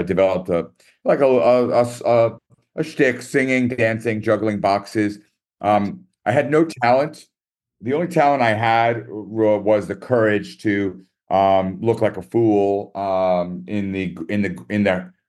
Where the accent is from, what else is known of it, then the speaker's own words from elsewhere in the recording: New York, United States; And don't worry about the short time, because I, as a New Yorker, I can talk super fast.